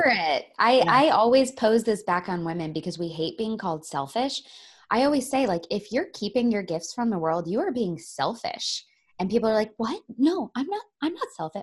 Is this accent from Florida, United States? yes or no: yes; Florida, United States; I grew up in Florida